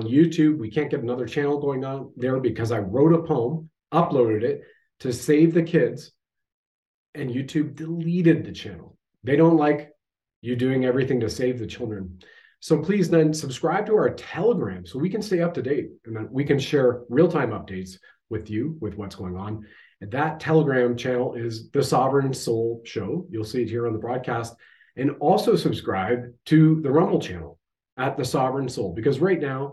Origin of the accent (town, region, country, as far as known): Canada